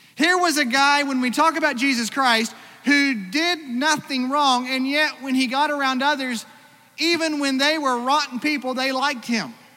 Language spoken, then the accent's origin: English; Australia; moved away; also born or lived in Iowa; for most of my growing up, I grew up in Australia